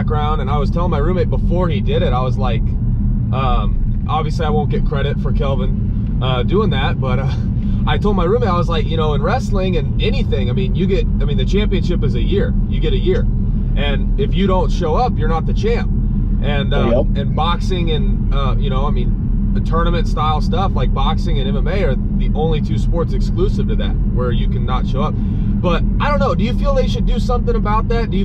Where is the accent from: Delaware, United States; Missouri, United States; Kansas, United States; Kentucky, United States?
Missouri, United States; I grew up in Missouri